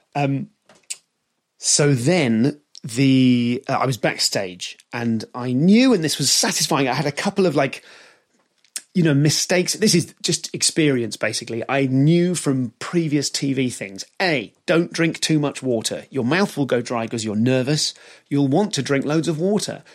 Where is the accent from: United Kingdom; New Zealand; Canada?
United Kingdom; They know I'm British